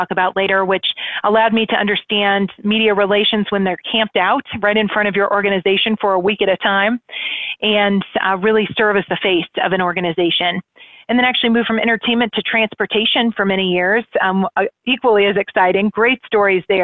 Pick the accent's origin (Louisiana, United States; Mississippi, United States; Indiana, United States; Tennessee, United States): Indiana, United States; Indianapolis; moved away as an adult; now in Cincinnati, United States; growing up in Indianapolis, that was my home park